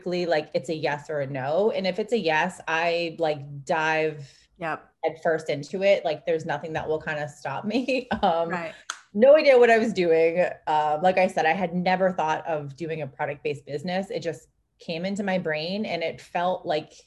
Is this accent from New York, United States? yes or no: no; Boston, Massachusetts, United States; moved away as an adult; now in California, United States; I'm from Boston originally. We moved to California